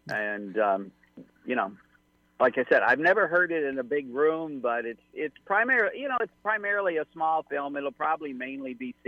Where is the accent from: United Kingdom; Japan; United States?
United States; St. Louis, Missouri; I was some kid from St. Louis, Missouri